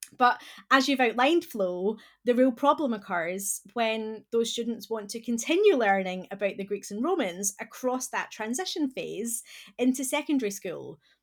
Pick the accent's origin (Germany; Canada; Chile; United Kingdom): United Kingdom; Scotland; accent: Scottish; moved away; my accent that I'm originally from Scotland